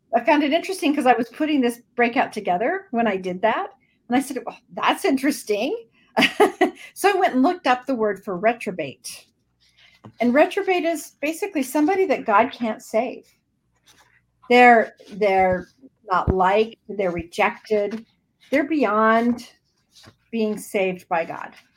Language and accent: English; Idaho, United States; also born or lived in Washington / southern Minnesota; now in Minnesota, United States; I am in southern Minnesota, um, but I was born and raised in Idaho. Um, lived in Washington for a little while, for about six years, but then my mom moved us back.